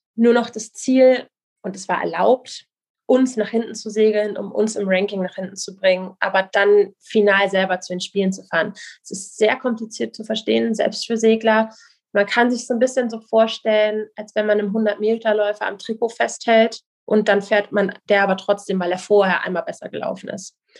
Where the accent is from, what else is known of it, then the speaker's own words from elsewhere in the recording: Kiel, Schleswig-Holstein, Germany; Die Strander Bucht, also die, wo ich groß geworden bin, vor Kiel